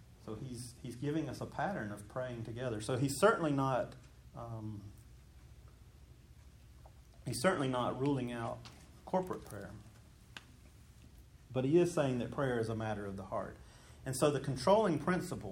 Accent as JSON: {"language": "English", "region": "Georgia", "country": "United States", "tie": "born or raised there", "said": "I grew up in Mayberry, even though it was Georgia. I grew up in a Mayberry kind of a place."}